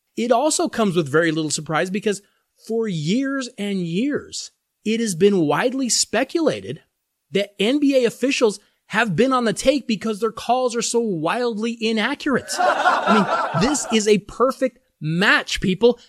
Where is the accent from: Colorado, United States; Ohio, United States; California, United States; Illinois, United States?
Colorado, United States; my hometown state of Colorado